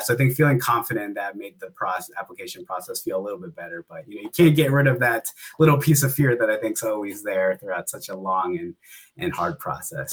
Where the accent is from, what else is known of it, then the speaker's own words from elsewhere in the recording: Antioch, California, United States; my hometown of Antioch, California